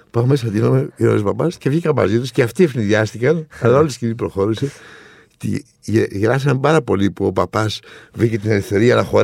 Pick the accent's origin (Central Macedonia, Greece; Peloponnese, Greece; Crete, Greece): Central Macedonia, Greece; Thessaloniki; Εγώ λέω ότι είμαι Θεσσαλονίκη, αλλά η καταγωγή μου είναι από την Κρήτη.